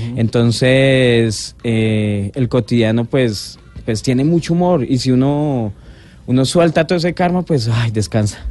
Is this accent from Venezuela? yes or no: no; Colombia